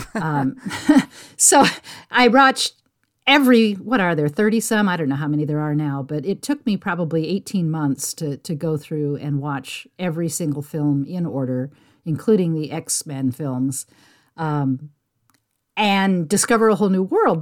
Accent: San Jose, California, United States; I grew up in San Jose, California

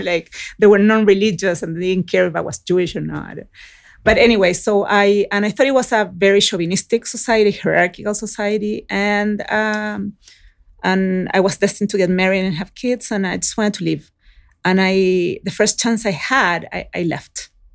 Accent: Chile; moved away; also born or lived in Oakland, California; I was raised in Chile

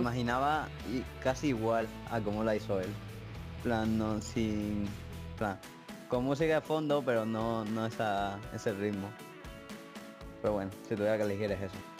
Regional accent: Spain; tengo 15 años y soy de España

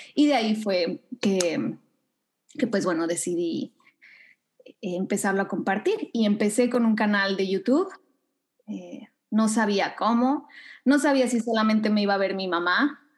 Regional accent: Mexico City, Mexico; moved away as an adult; also born or lived in Thailand; now in Canada; Sí, soy mexicana, soy de la Ciudad de México, pero ya tiene casi cinco años que no vivo ahí

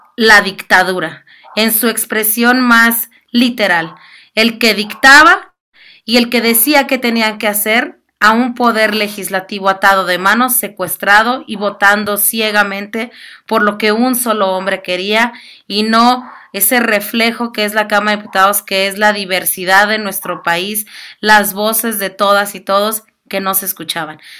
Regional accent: Mexico; sentirnos de alguna manera como mexicanas y mexicanos

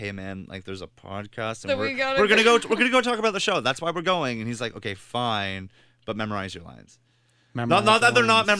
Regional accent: London, United Kingdom; accent: Cockney; from Australian to Russian to Scottish to my actual accent because I'm supposed to be Cockney.

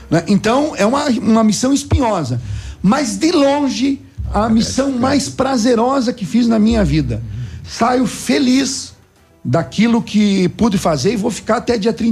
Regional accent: Itapejara d'Oeste, Paraná, Brazil; moved away as an adult; now in Pato Branco, Brazil; eu sonhava em ser prefeito da minha terra natal, Itapejara do Oeste. Bom, eu vim trabalhar em Pato Branco em 85

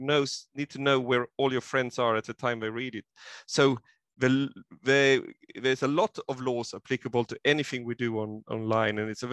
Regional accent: Sweden; now in Queensland, Australia; I am originally from Sweden, and I have still connections there

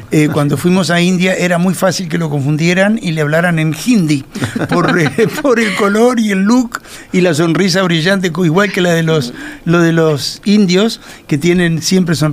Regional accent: Uruguay

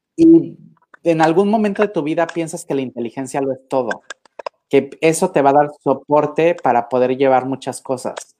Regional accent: Acapulco, Guerrero, Mexico; moved away; yo soy de Acapulco, desde mi tierra querida, desde mi pueblo adorado

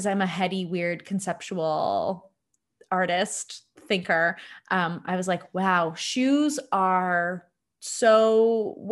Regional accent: Hamilton, Ontario, Canada; I had grown up where I'm from Hamilton. I grew up downtown Hamilton

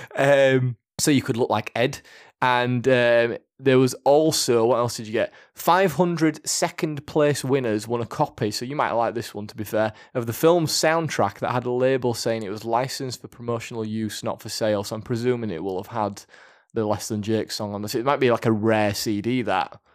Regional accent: United Kingdom; we're British, so we'll say maths

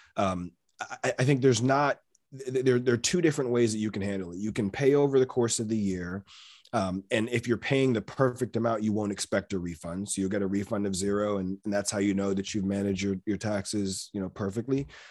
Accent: Maryland, United States; am born and raised in Maryland

